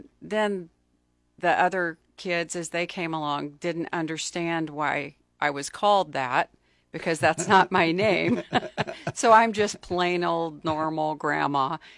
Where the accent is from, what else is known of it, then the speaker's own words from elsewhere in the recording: Pine Bluff, Arkansas, United States; now in Lincoln, United States; I grew up in Arkansas in Pine Bluff, which is sort of a sad, dying town right now. It was a great place to grow up. Very diverse community, mm-hmm. very different from when I moved to Lincoln.